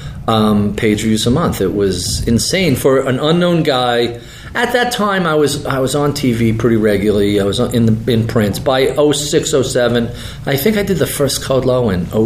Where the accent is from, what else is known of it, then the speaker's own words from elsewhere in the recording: New York, United States; I'm a New Yorker. I grew up in suburbia